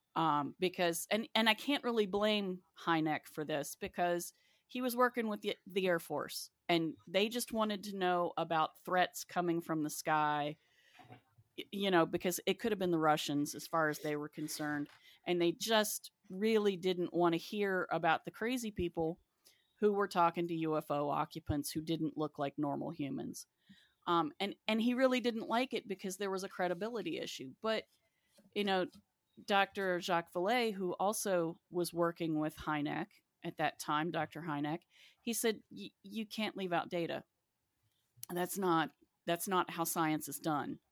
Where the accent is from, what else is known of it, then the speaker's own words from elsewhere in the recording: West Virginia, United States; moved away; also born or lived in Athens; I grew up in West Virginia